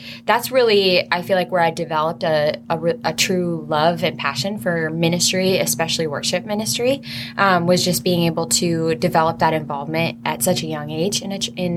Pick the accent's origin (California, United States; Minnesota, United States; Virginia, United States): Minnesota, United States; Painesville; I grew up in Painesville, Minnesota. It's about actually like 15 minutes from here